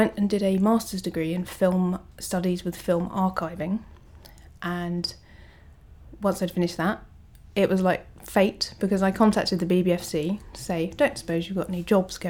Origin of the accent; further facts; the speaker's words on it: Canterbury, South East England, United Kingdom; I went back to my hometown and worked in the university library. Which is? Canterbury.